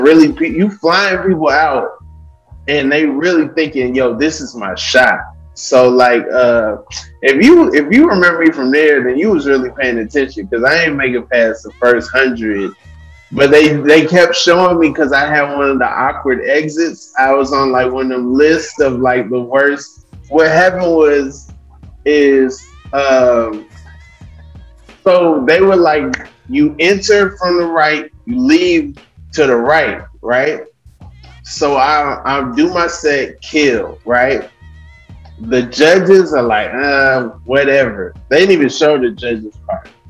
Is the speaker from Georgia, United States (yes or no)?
yes; Atlanta, Georgia, United States; I'm from Atlanta